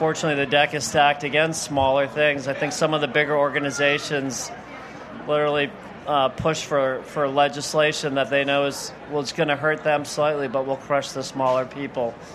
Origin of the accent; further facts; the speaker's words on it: Rhode Island, United States; moved away as an adult; also born or lived in Barrington, Rhode Island; now in Charlotte, United States; I grew up in Rhode Island, so moving to the South was a big change for me